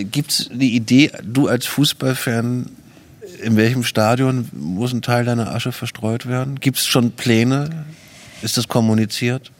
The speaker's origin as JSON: {"language": "German", "country": "Germany", "said": "hier bei uns in Deutschland"}